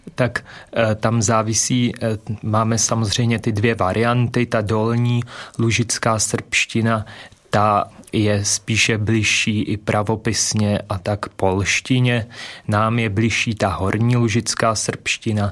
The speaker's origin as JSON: {"language": "Czech", "country": "Czechia", "first_language": "Czech", "said": "ve svém rodném jazyce"}